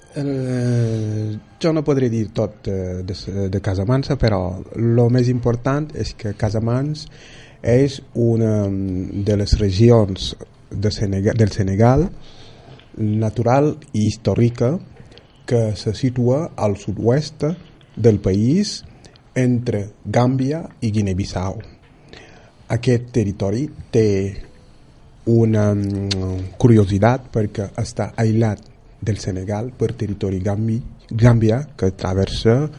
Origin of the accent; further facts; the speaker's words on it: Mallorca, Balearic Islands, Spain; som de Mallorca, mon pare és de Caimari i ma mare de Buja